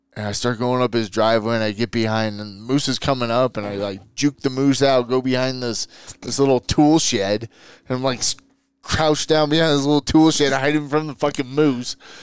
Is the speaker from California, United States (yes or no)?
yes; San Diego, California, United States; moved away as an adult; now in Utah, United States; born and raised in San Diego and, uh, California